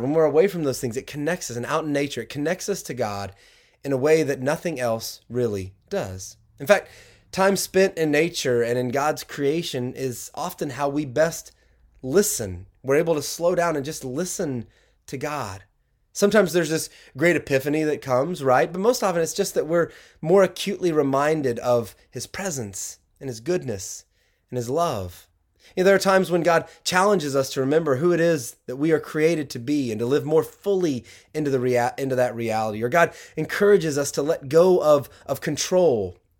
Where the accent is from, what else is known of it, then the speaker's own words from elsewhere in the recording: the South, United States; now in Michigan, United States; growing up down south